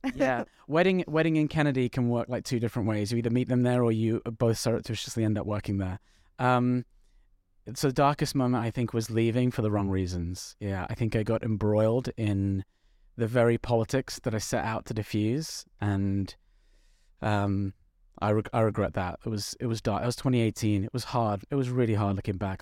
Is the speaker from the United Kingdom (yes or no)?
yes; London, United Kingdom; I'm from North London